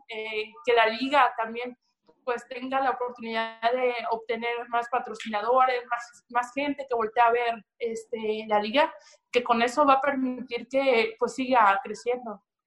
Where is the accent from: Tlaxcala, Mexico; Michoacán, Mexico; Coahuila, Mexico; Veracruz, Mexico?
Veracruz, Mexico; yo soy 100% jarocha, de, de, de Veracruz